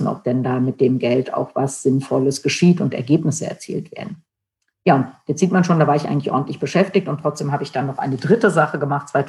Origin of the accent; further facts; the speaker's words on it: Germany; den wichtigsten äh, Schritt in äh, meinem Heimatland äh, versäumt, denn während der deutschen Wiedervereinigung, während des Falls der Mauer war ich nicht in Deutschland, sondern in den USA